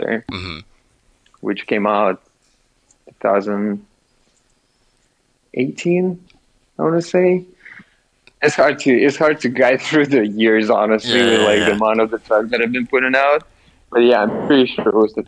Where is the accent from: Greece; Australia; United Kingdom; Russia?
Russia; moved away; originally I'm from Russia